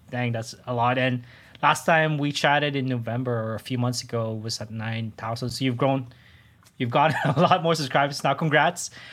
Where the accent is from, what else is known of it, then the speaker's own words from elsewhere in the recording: Toronto, Ontario, Canada; I'm from Toronto